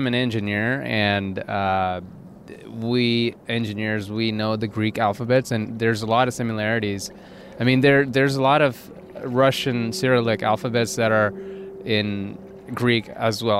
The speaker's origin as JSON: {"language": "English", "country": "India", "tie": "born or raised there", "second_language": "English", "moved": "as an adult", "lives_now": "California, United States", "said": "I was born and raised in India"}